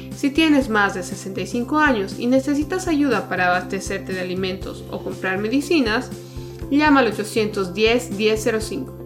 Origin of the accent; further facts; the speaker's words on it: Bolivia; como bolivianos